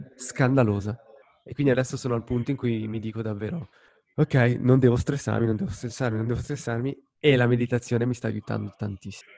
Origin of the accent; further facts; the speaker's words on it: Lugano, Ticino, Switzerland; Lugano, la mia città natale